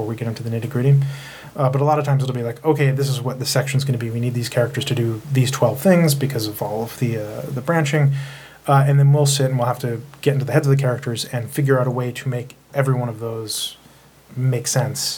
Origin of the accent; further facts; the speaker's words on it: Delaware, United States; moved away as an adult; also born or lived in New York City; a friend of mine, Ty West, who I grew up with in Delaware